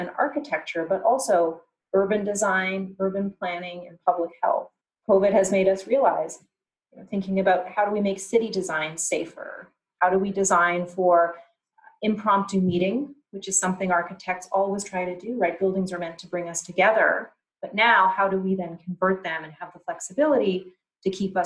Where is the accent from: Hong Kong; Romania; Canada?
Canada; growing up in Canada